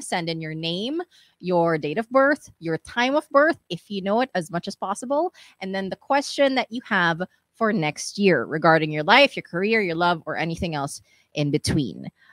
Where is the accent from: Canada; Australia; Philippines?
Philippines; here growing up in the Philippines